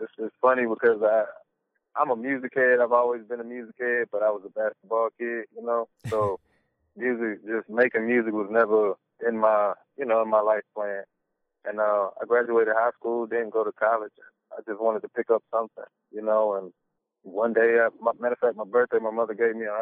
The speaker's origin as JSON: {"language": "English", "town": "Charlotte", "region": "North Carolina", "country": "United States", "tie": "born or raised there", "said": "I come from Charlotte, North Carolina, bottom of the mouth, from the South, man. I've been born and raised, so Charlotte is all I know."}